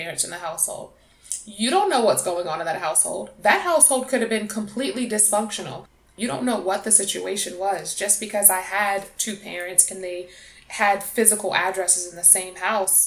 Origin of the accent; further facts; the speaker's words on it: New York, United States; moved away; also born or lived in South Carolina; growing up in New York